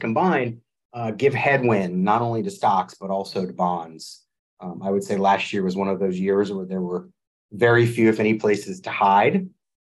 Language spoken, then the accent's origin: English; New Orleans, Louisiana, United States; moved away as an adult; also born or lived in Washington, D.C.; born and raised in New Orleans, moved home about 3 years ago after 20 years in Washington, D.C.